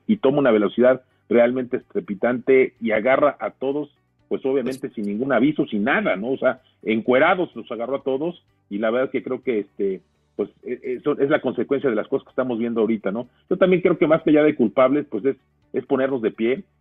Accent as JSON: {"language": "Spanish", "country": "Mexico", "said": "somos mexicanos"}